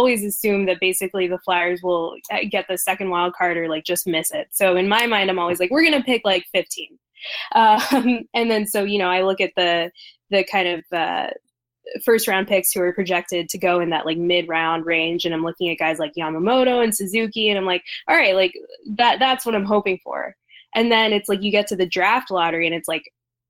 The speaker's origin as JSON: {"language": "English", "region": "New Jersey", "country": "United States", "tie": "born or raised there", "said": "growing up in South Jersey"}